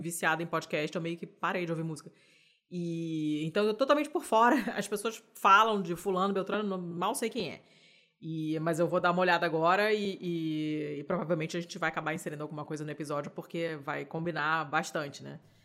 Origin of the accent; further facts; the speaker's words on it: Rio de Janeiro, Brazil; falo enquanto carioca